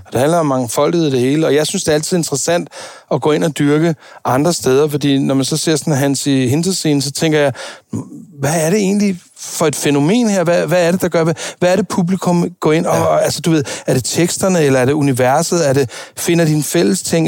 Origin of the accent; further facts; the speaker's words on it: Denmark; jeg var den eneste dansker